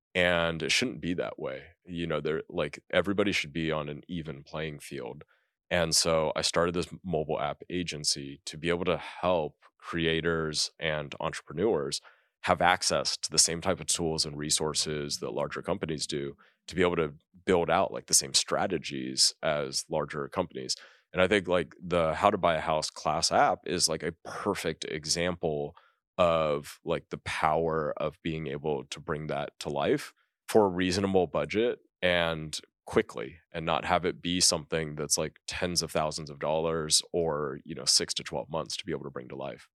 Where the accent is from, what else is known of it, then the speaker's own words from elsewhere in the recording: California, United States; moved away as an adult; growing up in California, I never thought that I would leave California